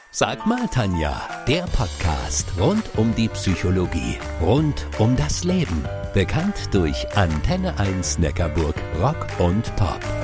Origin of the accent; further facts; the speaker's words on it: Spaichingen, Baden-Württemberg, Germany; ich komme aus Speiching. Ich bin sogar da geboren. Ich bin dort zur Schule gegangen